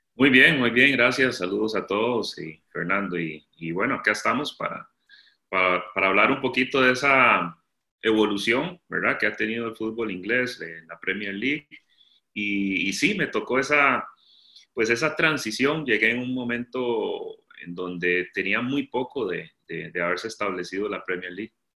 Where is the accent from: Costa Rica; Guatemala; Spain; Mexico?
Costa Rica; moved away; Yo Costa Rica, Centroamérica